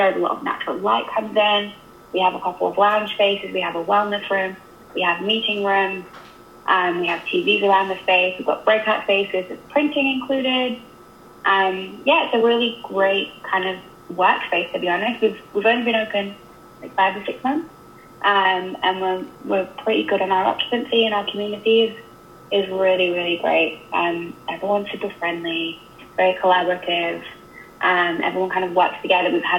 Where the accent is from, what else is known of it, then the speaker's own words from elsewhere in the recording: England, United Kingdom; now in Canada; I'm obviously English